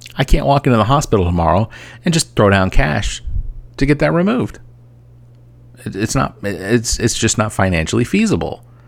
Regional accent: Atlanta, Georgia, United States; now in Columbia, United States; I am originally from Atlanta. I now live in Columbia, South Carolina

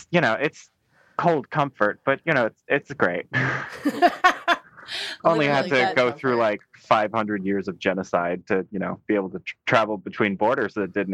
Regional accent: United States; I just have a Canadian citizenship. I'm from America.

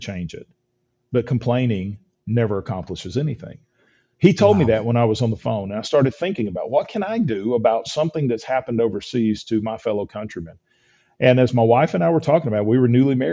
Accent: Georgia, United States; moved away as an adult; also born or lived in Alaska / Texas; When I graduated high school from Georgia, I moved to Alaska to work construction

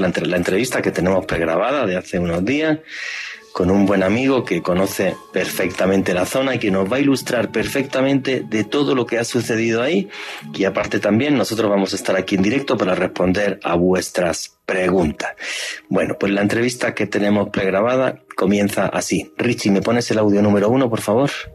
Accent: Spain; moved away as an adult; now in Colombia; nací en España

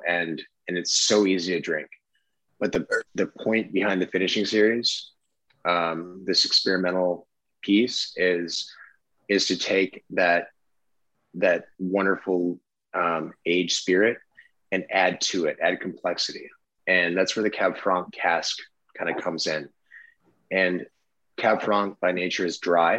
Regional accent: Traverse City, Michigan, United States; I'm born and raised in Traverse City, Michigan, which again is northern Michigan on the coast of Lake Michigan

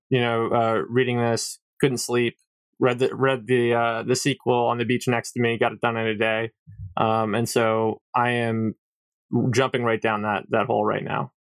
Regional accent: New York, United States; just as a New Yorker

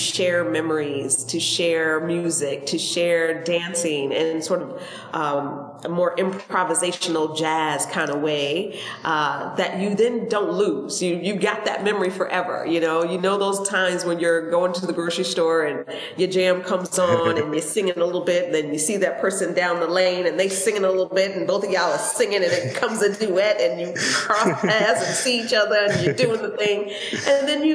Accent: upstate New York, United States; now in Baltimore, United States; I'm originally from New York, upstate New York, and I lived in New York City for 18 years

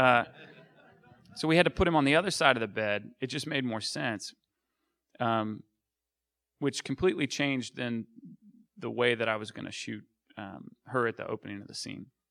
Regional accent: Arkansas, United States; I grew up in Arkansas

